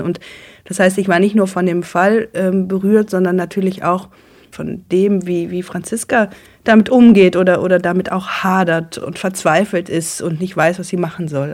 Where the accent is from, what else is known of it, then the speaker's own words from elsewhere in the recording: Germany; als Deutsche und nicht vom Dorf